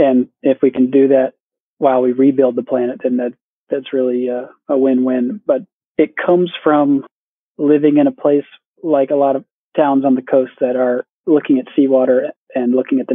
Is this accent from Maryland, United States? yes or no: no; Charleston, South Carolina, United States; the same plant that we had eaten growing up around Charleston